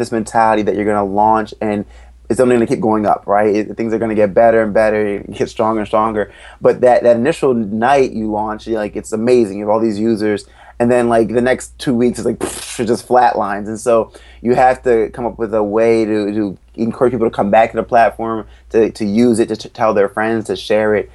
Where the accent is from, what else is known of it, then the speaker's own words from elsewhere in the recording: Ellicott City, Maryland, United States; also born or lived in Philadelphia; I grew up right outside of Baltimore in Ellicott City, Maryland